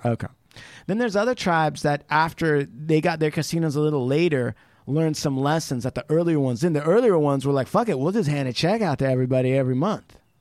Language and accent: English; United States; a lot of American Indians that I know, including myself